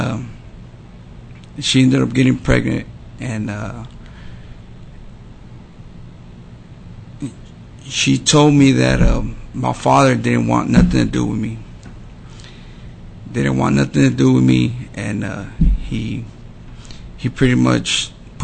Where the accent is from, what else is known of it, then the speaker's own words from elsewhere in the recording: Dallas, Texas, United States; I was born in Dallas. So I was born in Dallas, and then I grew up in South Dallas, off of Dixon.